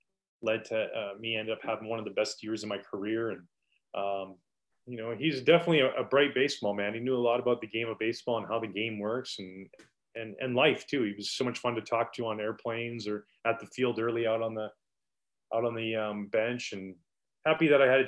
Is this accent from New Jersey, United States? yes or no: no; Boston, Massachusetts, United States; I signed with the Boston Red Sox. I was back home in my hometown. I was at my parents' place with my brothers